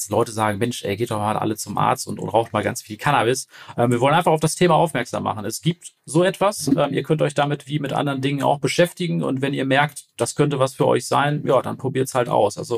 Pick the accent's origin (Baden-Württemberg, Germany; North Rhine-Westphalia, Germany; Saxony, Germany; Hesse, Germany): North Rhine-Westphalia, Germany; Paderborn; wir kommen aus Paderborn, also wir sind jetzt nicht so die Re Region, wo irgendwas richtig losgeht.